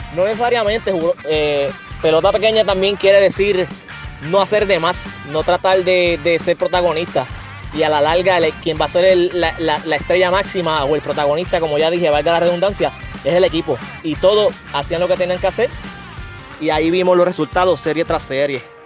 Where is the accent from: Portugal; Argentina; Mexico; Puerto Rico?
Puerto Rico; más que todo soy puertorriqueño, soy boricua.